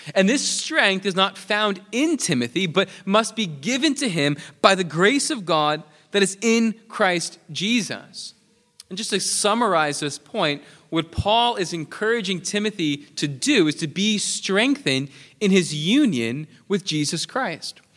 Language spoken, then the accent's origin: English; New York, United States; moved away; I'm from New York